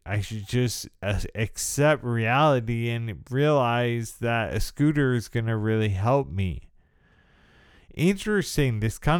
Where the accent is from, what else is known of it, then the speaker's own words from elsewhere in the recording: United States; So I have definitely a certain amount of privilege that goes along with the experience of being disabled by multiple sclerosis.